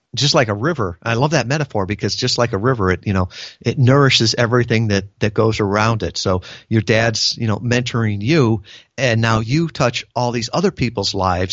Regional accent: United States; born or raised there

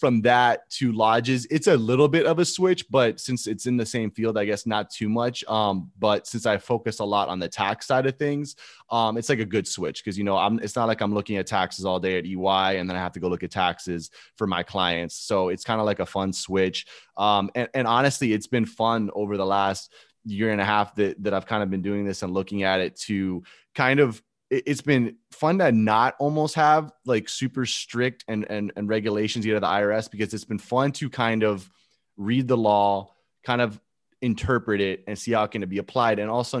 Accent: Gainesville, Florida, United States; but I was a Florida boy because I grew up in Gainesville.

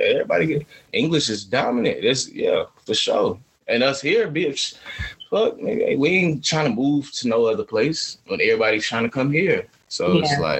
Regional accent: Atlanta, Georgia, United States; I'm from Atlanta. I'm going to sit here and play the fool, finesse.

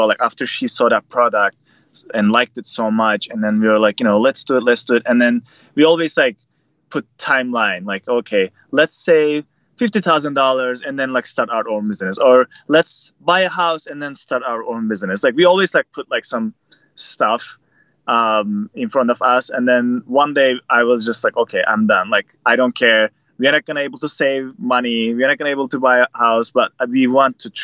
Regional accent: Turkey; born or raised there; moved away as an adult; now in United States

